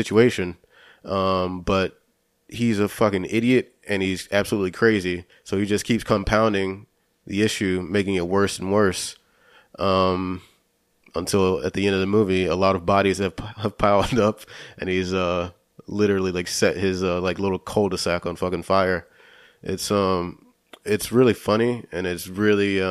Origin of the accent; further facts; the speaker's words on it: Florida, United States; we're all from Florida, so we all know like those little communities